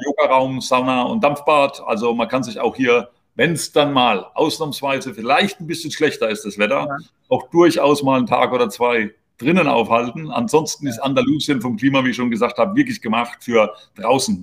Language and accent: German; Heidelberg area, Baden-Württemberg, Germany; moved away as an adult; now in Spain; ich komme jetzt aus der Heidelberger Gegend